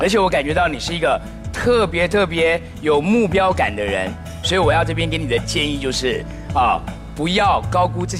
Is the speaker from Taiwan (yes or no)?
yes; Taiwan; 因为我们都来自于台湾，